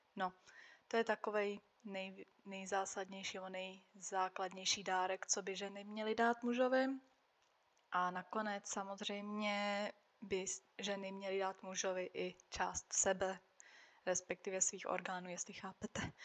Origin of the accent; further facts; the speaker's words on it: Slovakia; first language Czech; moved away as an adult; now in Czech Republic; já jsem žila oficiálně na Slovensku, ale prostě od malička jsem jezdila do Čech, moje máma je Češka, od malička jsem mluvila česky a vždycky jsem se cítila jako Češka